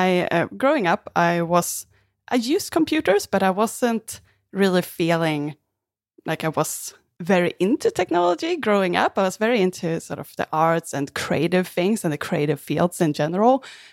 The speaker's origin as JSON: {"language": "English", "country": "Sweden", "also_born_or_lived": "Australia", "lives_now": "Vancouver, Canada", "said": "I'm originally from Sweden. I'm in Vancouver, Canada right now. And before moving to Canada, I also lived in Australia."}